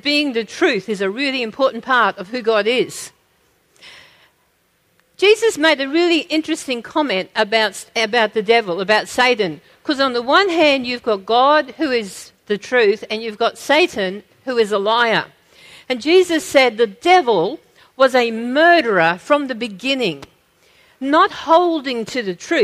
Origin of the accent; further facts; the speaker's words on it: Australia; we have as Australian Christians